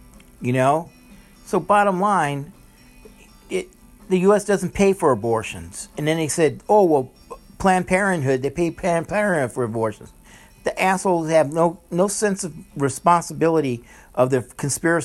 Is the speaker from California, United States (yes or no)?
no; New Orleans, Louisiana, United States; I was born in New Orleans, Louisiana.